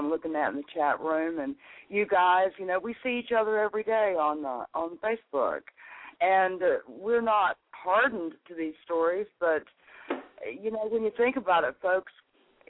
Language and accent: English; North Carolina, United States; my home state, North Carolina